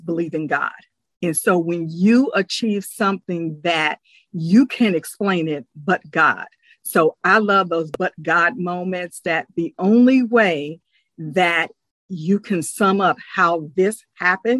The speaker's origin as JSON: {"language": "English", "region": "Ohio", "country": "United States", "said": "I am from Ohio"}